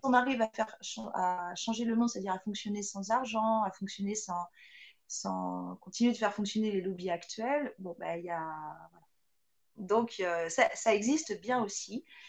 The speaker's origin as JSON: {"language": "French", "country": "France", "said": "chez nous, en France"}